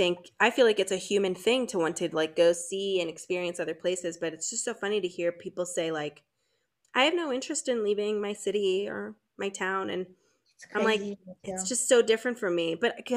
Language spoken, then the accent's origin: English; St. Louis, Missouri, United States; moved away; also born or lived in New York; I was living in New York, you know, for 10 years, and I'm from St. Louis